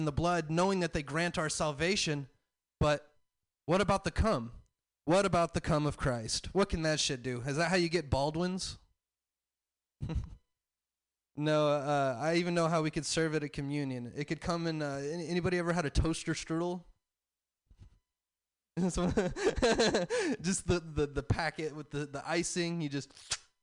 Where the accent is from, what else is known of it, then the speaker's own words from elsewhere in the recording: the South, United States; I'm from the South